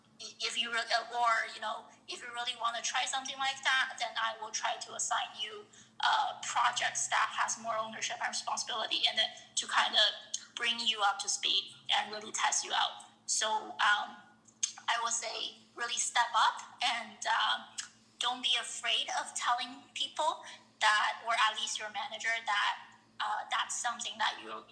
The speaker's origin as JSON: {"language": "English", "country": "Canada", "said": "I think from a Canada perspective, because I'm Canadian, I think the opportunities in Toronto and Montreal will probably be a bit more"}